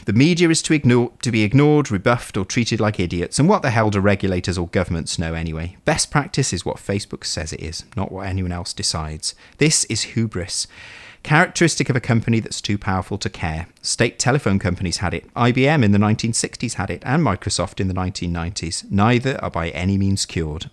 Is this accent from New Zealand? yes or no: no; Bolton, North West England, United Kingdom; I was born in Bolton